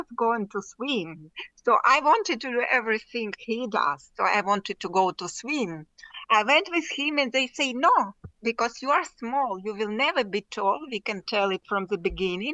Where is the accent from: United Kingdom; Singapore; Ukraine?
Ukraine; first language Russian; English is a second language; moved away; also born or lived in Spain; I speak Russian is my first language. I born in Ukraine